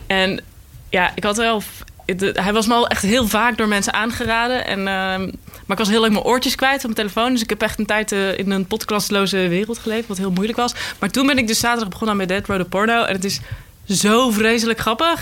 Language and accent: Dutch; North Brabant, Netherlands; accent: Brabantse; Ik kom zelf uit Brabant